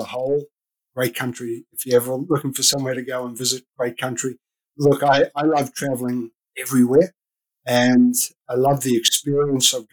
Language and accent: English; Australia; moved away as an adult; So I'm Australian. I don't know if you can pick up my accent, but I'm Australian.